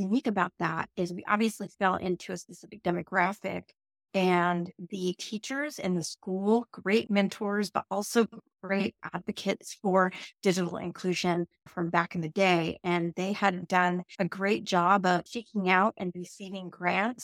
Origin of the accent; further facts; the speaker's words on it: Yurok Indian Reservation, Northern California, United States; moved away; I grew up on the York Indian Reservation in a very, very, very rural area in Northern California